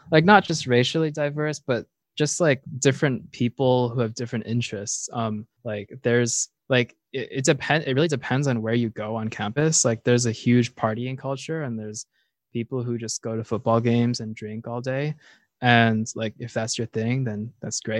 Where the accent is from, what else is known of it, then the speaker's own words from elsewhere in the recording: East Coast, United States; I'm from the East Coast, so I, I feel like I'm